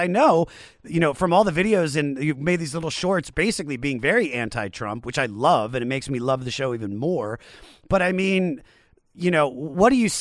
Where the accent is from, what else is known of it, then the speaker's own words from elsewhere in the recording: Washington, District of Columbia, United States; I'm from Washington, D.C.